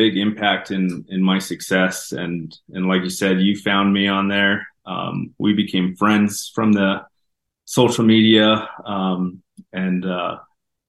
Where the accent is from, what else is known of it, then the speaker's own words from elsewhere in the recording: Denver, Colorado, United States; Growing up, we didn't have much. We grew up in North Denver